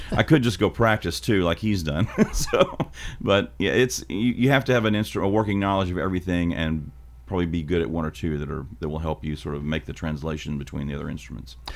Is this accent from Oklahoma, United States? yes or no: no; Hickman County, Tennessee, United States; I'm from Hickman County High School